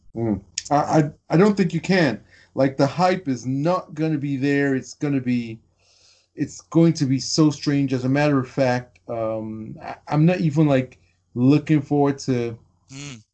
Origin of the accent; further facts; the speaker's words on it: United States; now in United Kingdom; I'm American, but I live in the UK